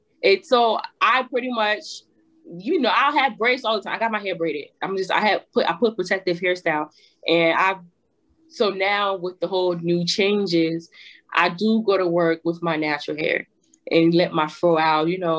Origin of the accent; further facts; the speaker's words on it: New Jersey, United States; Cause I'm from Jersey, so my house is literally like 30 to 40 minutes away from New York.